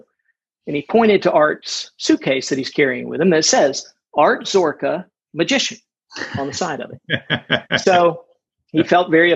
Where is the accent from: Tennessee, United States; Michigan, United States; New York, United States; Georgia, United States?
Georgia, United States; outside of Atlanta; in the town that I grew up in outside of Atlanta